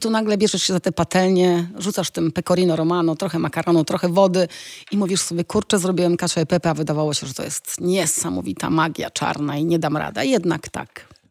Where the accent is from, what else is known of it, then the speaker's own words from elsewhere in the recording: Poland; moved away as an adult; also born or lived in Italy; jak wyjechałam z Polski, to wiesz, no Polska była trochę wtedy szara, to były lata 90., ja miałam 19 lat